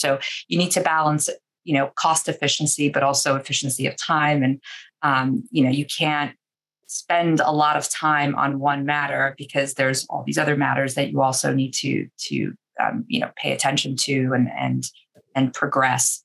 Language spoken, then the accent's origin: English; New York City, New York, United States; now in Boston, United States; I'm originally from Queens, New York, I grew up a Mets fan